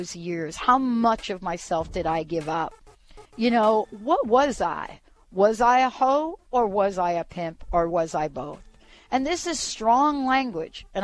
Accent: New York City, New York, United States; I grew up in the projects in the Bronx

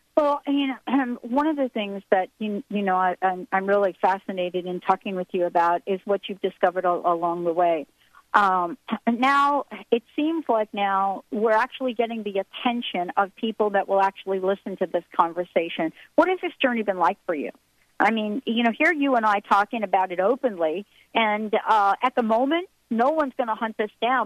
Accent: Morristown, New Jersey, United States; moved away as an adult; also born or lived in New York; now in Washington, United States; I was born in New York. I worked and lived in New Jersey most of my life. I li- actually lived in Morristown, New Jersey, uh, and um, for many of us that grew up in that environment

